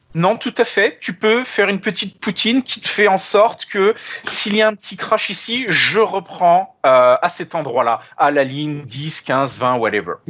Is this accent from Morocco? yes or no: no; France; moved away as an adult; now in Montreal, Canada; originellement, euh, je suis français, je suis né en France et j'ai immigré en 2014 au Canada